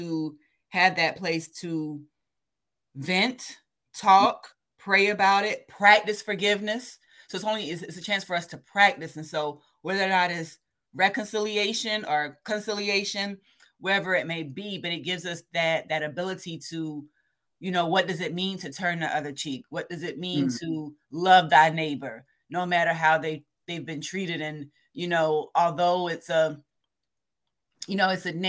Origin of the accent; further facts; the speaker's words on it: Savannah, Georgia, United States; now in Kentucky, United States; being born and raised in Savannah